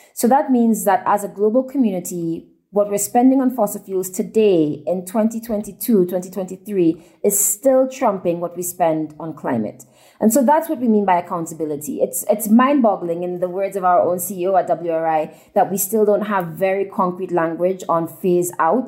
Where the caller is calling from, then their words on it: Nairobi, Kenya; I'm calling in from Nairobi, Kenya